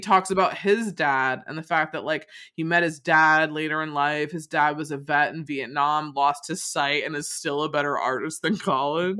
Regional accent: Rochester, United States; where I grew up in Rochester

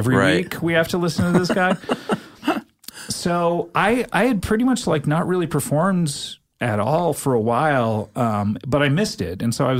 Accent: California, United States; also born or lived in Savannah, Georgia; I was born in Georgia, but moved to California.

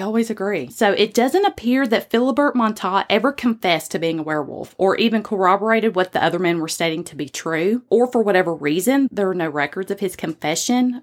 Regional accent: the South, United States; accent: Southern; my Southern accent

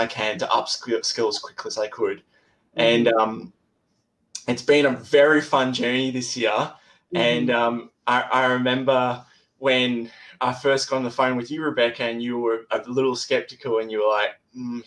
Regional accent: Australia; I'm from Australia. That's where my accent's from.

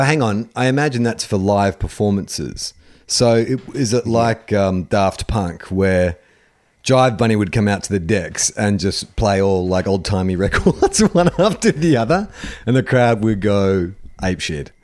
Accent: Australia

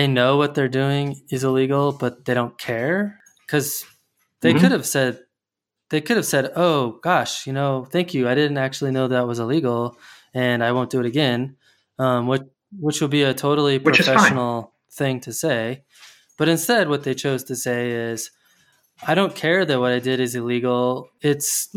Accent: Colorado Springs, Colorado, United States; moved away; I'm from Colorado Springs originally

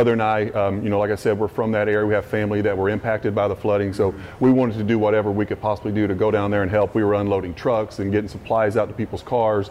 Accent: Eastern Kentucky, United States; I grew up right there in Eastern Kentucky

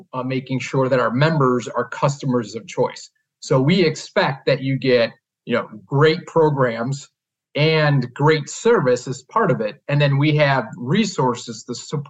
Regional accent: Chicago, Illinois, United States; I born and raised here in the Chicagoland area

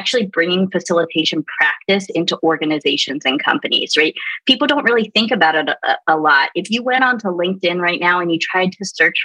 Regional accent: Baltimore, Maryland, United States; now in San Antonio, United States; I'm originally from Baltimore

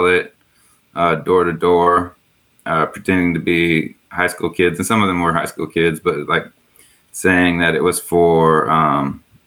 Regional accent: San Diego, California, United States; moved away; also born or lived in Corvallis, Oregon; I grew up in San Diego.

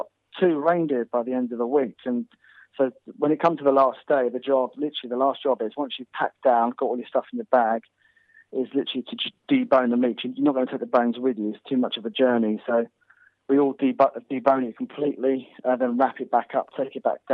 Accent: Snowdonia, North Wales, United Kingdom; moved away; also born or lived in Kent; I grew up in Snowdonia in North Wales.

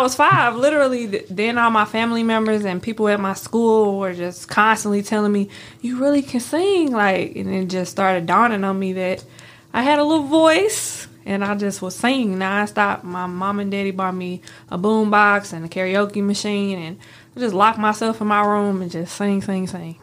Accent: St. Louis, Missouri, United States; now in Memphis, United States; I'm from Saint Louis

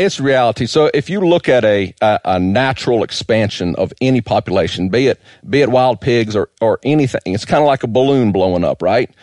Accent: Georgia, United States; moved away; also born or lived in South Florida / New Hampshire / Vermont; I grew up in Georgia hunting hogs

